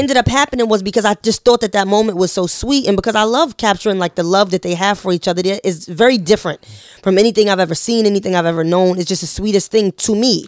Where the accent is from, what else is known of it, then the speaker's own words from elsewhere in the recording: New York City, New York, United States; we're all from Harlem